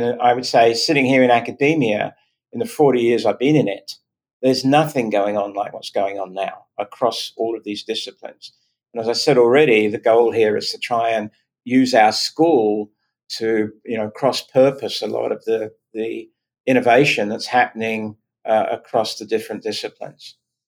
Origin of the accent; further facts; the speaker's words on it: Virginia, United States; accent: Virginia; It's my Virginia accent.